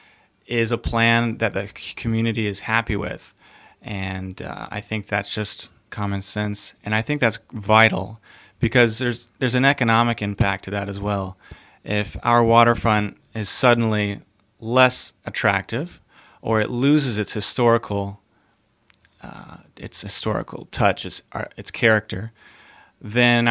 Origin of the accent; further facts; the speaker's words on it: Atlanta, Georgia, United States; also born or lived in Iwakuni, Japan; now in Houghton, United States; I'm originally from Metro Atlanta, Georgia